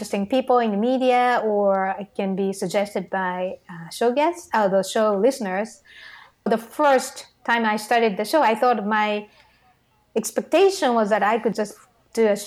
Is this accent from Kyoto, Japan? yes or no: no; Tokyo, Japan; English is a second language; moved away; I'm from Tokyo and I grew up in the suburb of Tokyo